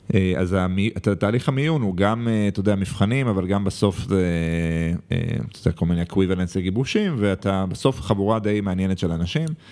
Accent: Jerusalem, Jerusalem District, Israel; moved away as an adult; now in Tel Aviv, Israel; אני עדיין ירושלמי

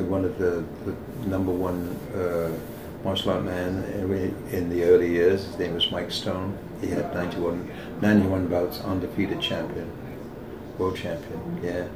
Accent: Leicester, East Midlands, United Kingdom; moved away; I come from Great Britain

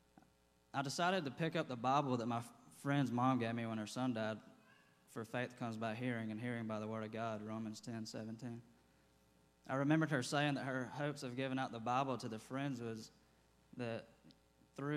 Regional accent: Athens, Georgia, United States; I was born and raised here in Athens, Georgia.

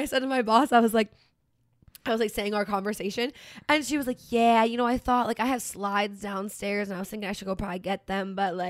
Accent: the North, United States; moved away; I didn't grow up in tornadoes, right? I grew up in the north. We had snow, okay?

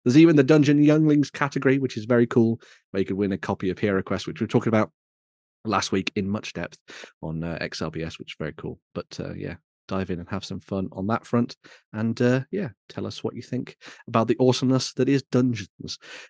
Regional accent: West Midlands, United Kingdom; I'm from the West Midlands

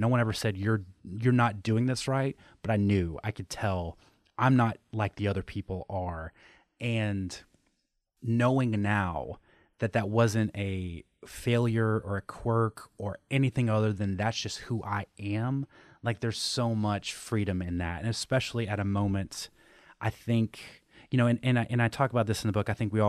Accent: Southeast, United States; so I grew up in the Southeast, Southern Baptist, Christianity, like the whole thing.

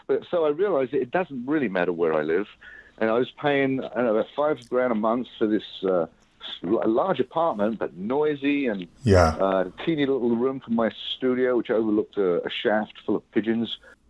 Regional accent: England, United Kingdom; moved away as an adult; also born or lived in Manhattan, New York; now in New Jersey, United States

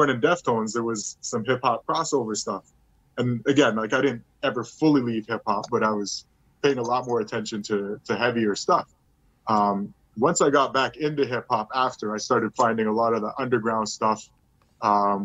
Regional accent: Montreal, Quebec, Canada; now in Burlington, Canada; growing up in Montreal

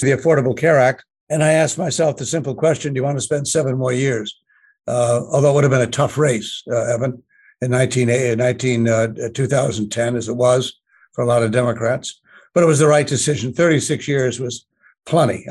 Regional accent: Connecticut, United States; also born or lived in Washington, D.C.; I grew up in Connecticut, obviously, and Washington, D.C., because my father was a member of Congress back in the 1950s and in the 60s

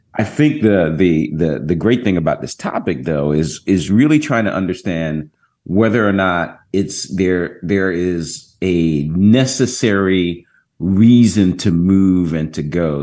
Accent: Jacksonville, Florida, United States; now in Orlando, United States; I was just at my hometown. Most of my family uh, lives in Jacksonville, Florida. As you know, I'm, I'm here in Orlando. I go home quite often

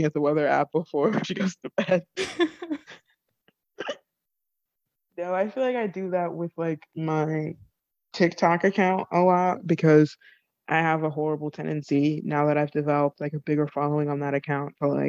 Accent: Connecticut, United States; my hometown in Connecticut

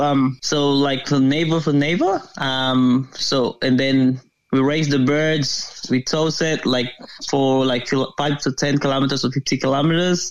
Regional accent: Philippines; now in Australia; I'm originally from the Philippines

